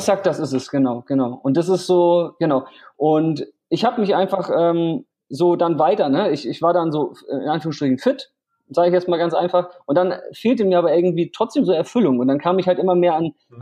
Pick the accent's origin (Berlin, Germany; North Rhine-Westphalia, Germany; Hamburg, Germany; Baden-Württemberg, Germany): Hamburg, Germany; also born or lived in Vietnam; ich komme aus Hamburg und lebe 50-50 in Hamburg und Vietnam